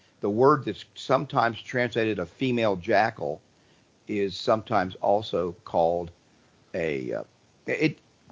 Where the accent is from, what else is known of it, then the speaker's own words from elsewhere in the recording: Cincinnati, Ohio, United States; now in Florida, United States; I grew up in Cincinnati in a German family